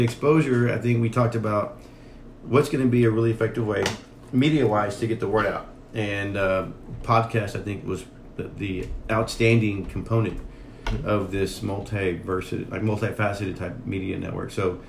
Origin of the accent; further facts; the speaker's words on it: Helotes, Texas, United States; moved away as an adult; also born or lived in San Antonio, Texas; now in Austin, United States; born and raised in Helotes, Texas. Been here for about 10 years here in Austin